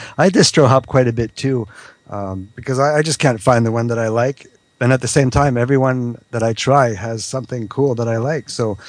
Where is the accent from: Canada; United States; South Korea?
Canada; Quebec; I'm not from France. I'm from Quebec. Quebec is a very, very different accent from the French, from the France, you know.